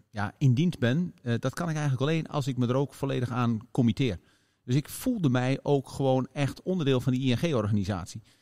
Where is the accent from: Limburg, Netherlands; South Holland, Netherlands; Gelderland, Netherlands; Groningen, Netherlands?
Groningen, Netherlands; Leek; van het kantoor in Leek.